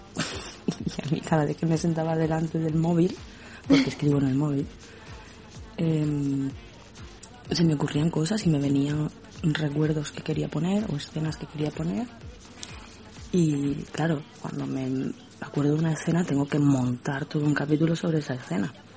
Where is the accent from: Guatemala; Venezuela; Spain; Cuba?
Spain; Cádiz, Andalusia; De España, Cádiz, el sur de España.